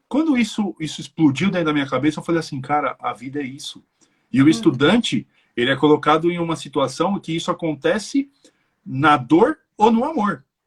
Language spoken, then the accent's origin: Portuguese; Brazil; moved away as an adult; now in Ireland; eu como brasileiro